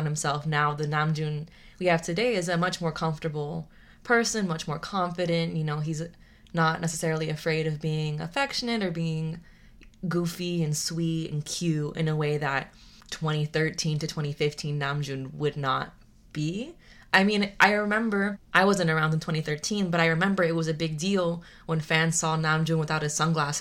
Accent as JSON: {"language": "English", "country": "United States", "said": "we're coming from America and we're coming from our, you know, Latinx"}